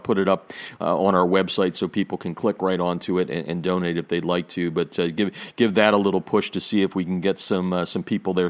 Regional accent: Pennsylvania, United States; because I'm from Pennsylvania

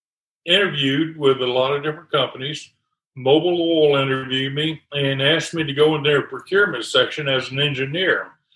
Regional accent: North Louisiana, United States; now in Baton Rouge area, United States; I'm actually down in South Louisiana now. I was born up in North Louisiana

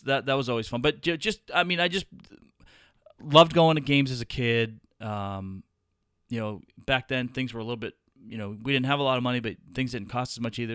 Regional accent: Boston, Massachusetts, United States; I grew up in Boston

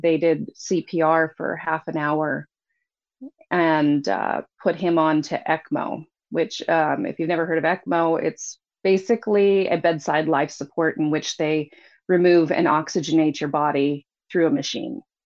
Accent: Anchorage, Alaska, United States; I was born, we were both actually born here in Anchorage. I was raised in Anchorage.

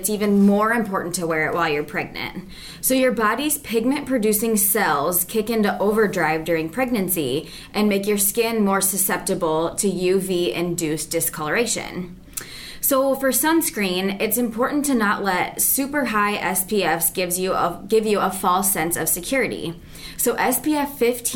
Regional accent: United States; also born or lived in North Liberty, Iowa; I was born and raised in the Quad Cities.

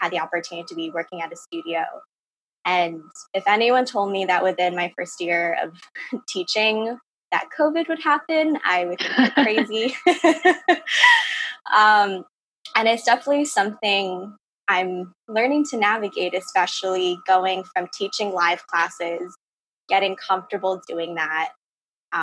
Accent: Ossining, New York, United States; I'm from Austining, New York, in Westchester County

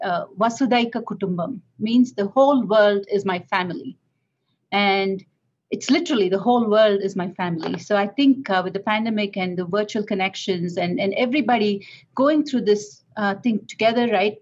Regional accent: India; moved away; I come from India

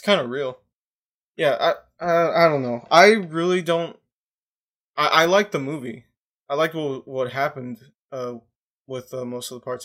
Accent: United States; I'm American

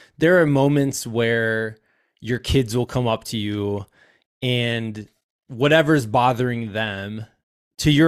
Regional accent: Iowa, United States; moved away; as a fellow Iowan

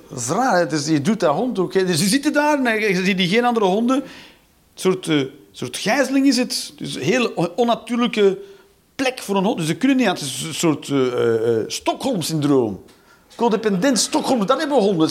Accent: Flanders, Belgium

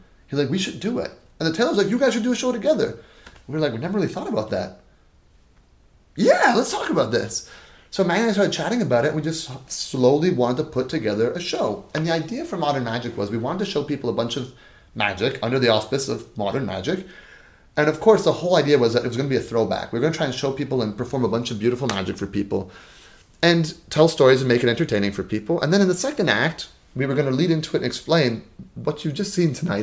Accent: Toronto, Ontario, Canada; we're both from Toronto

